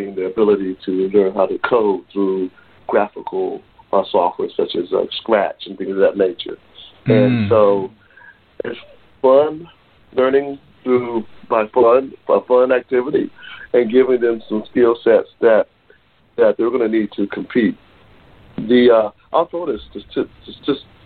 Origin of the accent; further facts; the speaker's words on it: Washington, District of Columbia, United States; I grew up in Southeast Washington, D.C., went on to major in computer science at North Carolina State University.